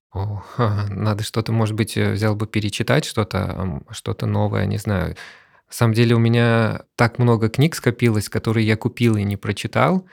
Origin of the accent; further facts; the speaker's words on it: Saint Petersburg, Russia; у нас в Санкт-Петербурге